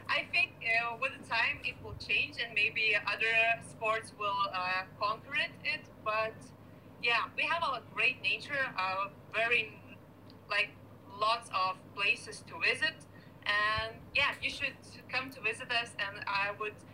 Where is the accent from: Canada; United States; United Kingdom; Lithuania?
Lithuania; Kaunas, Kaunas County; now in Vilnius, Lithuania; I'm living in my, uh, in the capital of Lithuania, in Vilnius, and my hometown is the second biggest uh, town in in Lithuania, Kaunas.